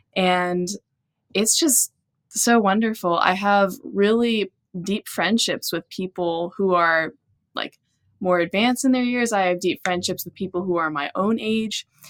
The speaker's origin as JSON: {"language": "English", "region": "Texas", "country": "United States", "tie": "born or raised there", "said": "growing up in Texas"}